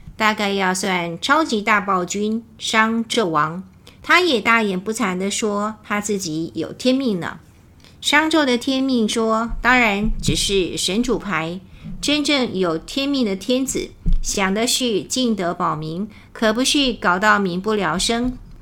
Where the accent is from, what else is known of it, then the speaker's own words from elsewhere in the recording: Taiwan; 我们台湾人讲到共产党可能很不屑